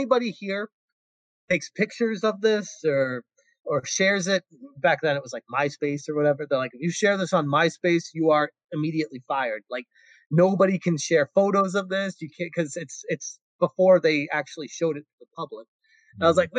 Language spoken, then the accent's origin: English; Massachusetts, United States; moved away as an adult; now in California, United States; I was born and raised in Massachusetts and moved out to California when I was 25.